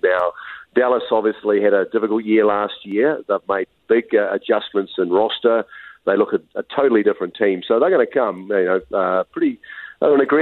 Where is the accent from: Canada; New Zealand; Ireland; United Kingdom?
New Zealand; now in Utah, United States; I'm from New Zealand, we get a little bit of it